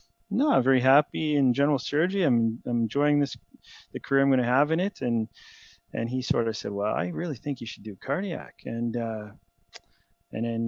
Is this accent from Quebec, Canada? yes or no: no; Sarnia, Ontario, Canada; now in Calgary, Canada; I grew up in Sarnia, Ontario, Canada